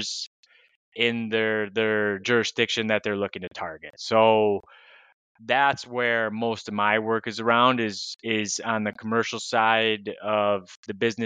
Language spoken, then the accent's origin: English; Michigan, United States; moved away as an adult; also born or lived in Tennessee; now in Lisbon, Portugal; I'm originally from Michigan. I grew up there, stayed there through university, and then moved down to Tennessee